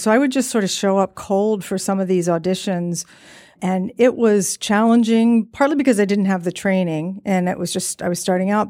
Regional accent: Virginia, United States; I grew up in Virginia

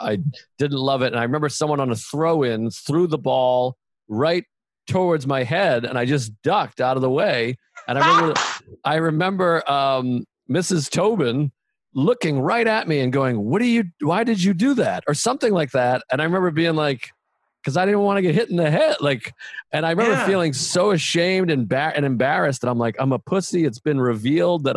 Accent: Boston, Massachusetts, United States; growing up in Boston, where there was so much value put on how tough you are and if you could fight

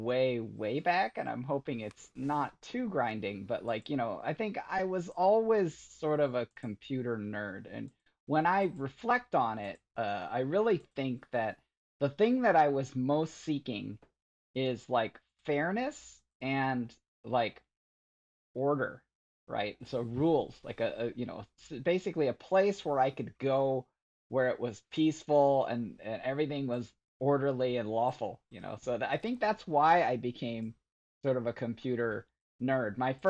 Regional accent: Michigan, United States; growing up in Michigan and, you know, I really kind of retreated to my computer

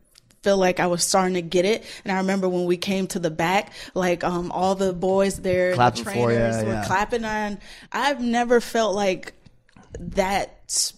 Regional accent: Orlando, Florida, United States; born or raised there

